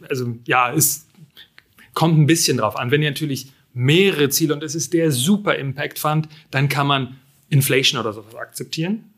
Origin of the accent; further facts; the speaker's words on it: Frankfurt, Brandenburg, Germany; moved away; ich komme aus Frankfurt